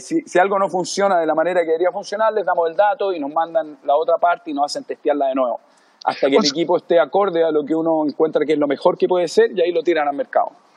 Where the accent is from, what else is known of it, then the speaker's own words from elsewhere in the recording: Chile; moved away as an adult; also born or lived in Miami / Los Angeles / South Africa / Europe; now in Maui, United States; Yo me fui de Chile por ahí por el 90 y creo que el 93 o 94.